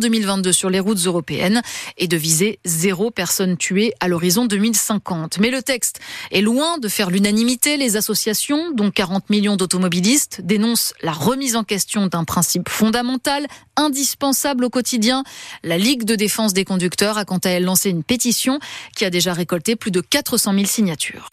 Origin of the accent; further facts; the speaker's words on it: France; Chez nous, en France